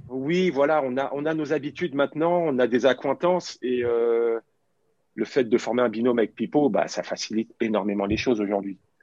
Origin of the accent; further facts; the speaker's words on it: Paris, Île-de-France, France; J'ai toujours revendiqué le fait d'être parisien et c'est une réalité parce que je suis né à Paris, j'ai commencé au PSG, j'avais 8 euh, ans